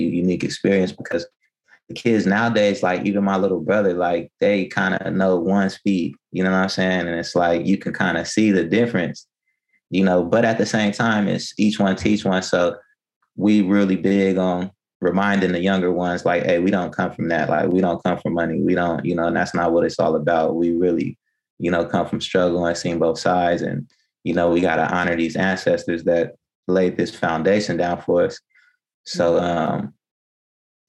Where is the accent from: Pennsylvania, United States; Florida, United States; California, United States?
California, United States; Bakersfield; also born or lived in Kumeyaay Nation reservation, San Diego; now in San Diego, United States; I was born in Bakersfield, California